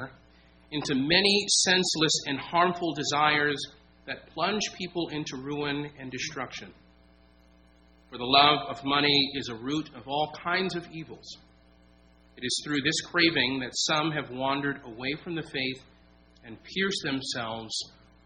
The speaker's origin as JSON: {"language": "English", "town": "San Diego", "region": "California", "country": "United States", "also_born_or_lived": "Virginia", "moved": "as an adult", "lives_now": "Chesterfield, United States", "said": "I come from San Diego, California. That is home base for us"}